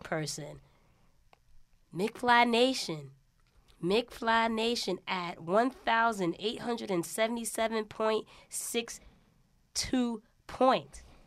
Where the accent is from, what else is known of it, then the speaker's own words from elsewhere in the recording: New York, United States; accent: New York; my accent, you know, a lot of people like a New York accent.